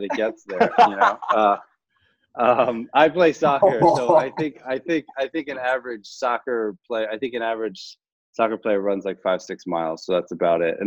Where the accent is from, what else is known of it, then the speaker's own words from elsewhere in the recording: Long Island, New York, United States; I grew up in Long Island